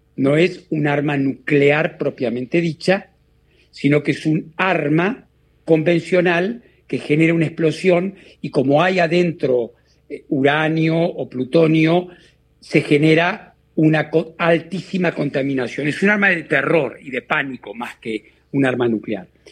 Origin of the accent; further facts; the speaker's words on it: Argentina; moved away; de ser yo argentino, el primer latinoamericano